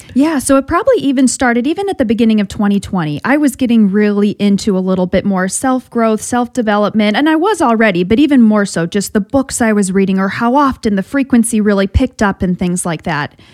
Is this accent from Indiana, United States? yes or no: yes; South Bend, Indiana, United States; moved away; also born or lived in Boston; I'm from South Bend, went to, went to St. Mary's